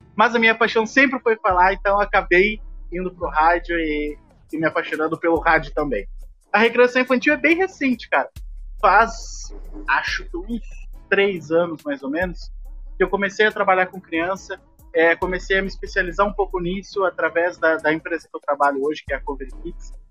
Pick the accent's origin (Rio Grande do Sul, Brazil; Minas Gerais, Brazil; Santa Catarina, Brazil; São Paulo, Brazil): Rio Grande do Sul, Brazil; Porto Alegre; Eu nasci e cresci numa comunidade muito carente de Porto Alegre